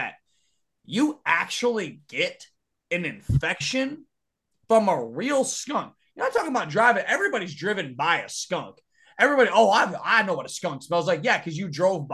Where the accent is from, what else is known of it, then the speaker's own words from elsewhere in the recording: United States; also born or lived in Texas / Louisiana / Arkansas; I've been born and raised in Texas, Louisiana, and Arkansas for my whole fucking life.